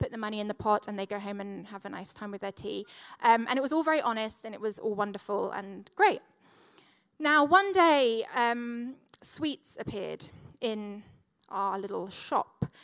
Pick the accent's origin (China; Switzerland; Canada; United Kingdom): Switzerland; Now, when I was growing up, we grew up in I grew up in Switzerland, and my dad was a vicar